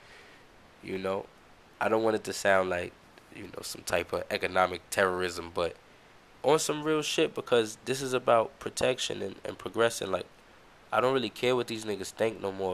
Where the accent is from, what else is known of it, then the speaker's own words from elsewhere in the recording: United States; we, as the American people